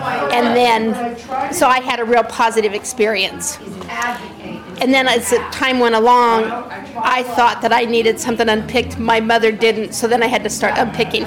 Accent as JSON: {"language": "English", "town": "Rexburg", "region": "Idaho", "country": "United States", "tie": "born or raised there", "moved": "yes", "lives_now": "Pelham, United States", "said": "I grew up in Rexburg, Idaho. Currently I live in Pelham, New York."}